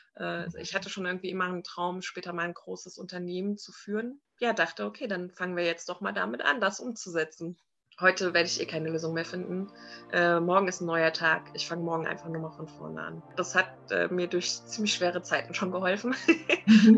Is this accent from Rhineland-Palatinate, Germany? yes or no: no; Frankfurt am Main, Hesse, Germany; moved away as an adult; now in Limeshain, Germany; Also ich bin geboren und aufgewachsen in Frankfurt am Main